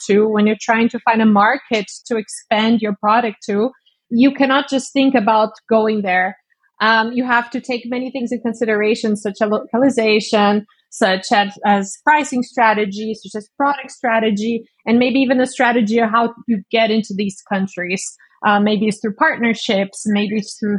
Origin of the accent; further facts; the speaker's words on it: Brazil; also born or lived in Estonia; now in Munich, Germany; I'm currently in Munich in Germany. But I'm from Brazil originally.